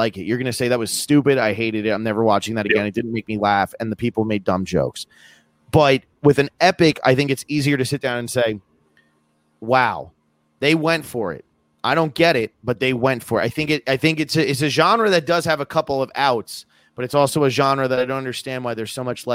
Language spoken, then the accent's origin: English; East Coast of America, United States; growing up in America on the East Coast, we don't learn anything about indigenous populations